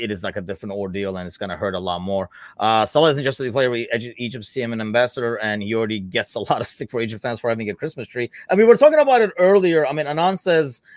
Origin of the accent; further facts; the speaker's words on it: Turkey; now in United States; growing up in Turkey